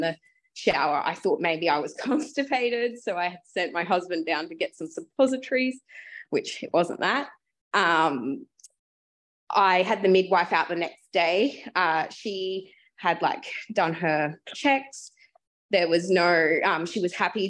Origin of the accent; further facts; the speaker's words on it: Brisbane, Queensland, Australia; I am from Brisbane